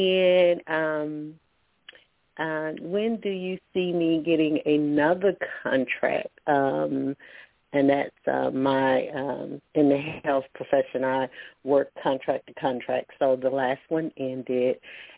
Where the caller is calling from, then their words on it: Alabama, United States; calling from Alabama.